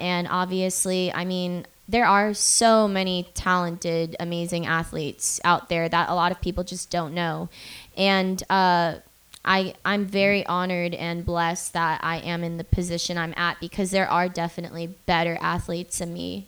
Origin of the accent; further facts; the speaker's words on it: Boca Raton, Florida, United States; I'm from Florida, and it's this place called Boca. It's an hour north of Miami.